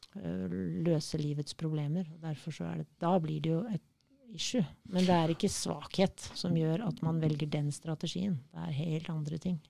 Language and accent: Norwegian; Kenya; now in Norway; Jeg er født i Kenya